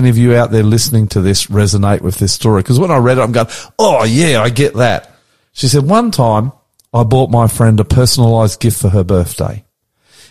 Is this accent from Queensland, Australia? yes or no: yes; Queensland, Australia; also born or lived in New South Wales; now in Sydney, Australia; I'm a Queensland boy.